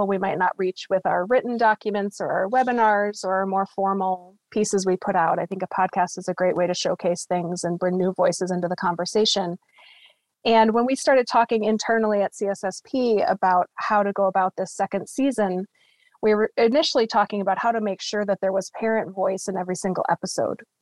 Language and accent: English; United States; also born or lived in Copenhagen, Denmark; As an American living in Denmark